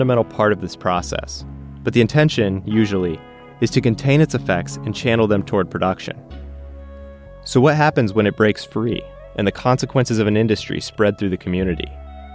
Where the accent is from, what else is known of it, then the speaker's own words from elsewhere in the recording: Indiana, United States; also born or lived in Chicago; I grew up in Indiana, lived and went to school in Chicago for a while. Now I'm back